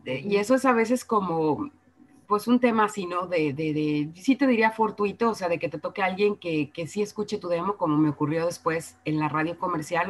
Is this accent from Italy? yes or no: no; Guadalajara, Jalisco, Mexico; moved away as an adult; now in Mexico City, Mexico; soy de Guadalajara, que estudié con las monjas, que estudié con los jesuitas